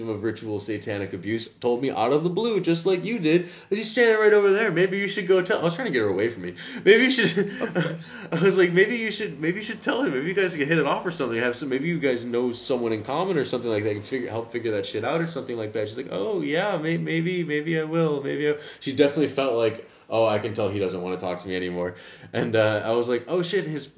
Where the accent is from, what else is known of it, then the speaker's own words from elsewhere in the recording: United States; now in Amsterdam, Netherlands; I'm American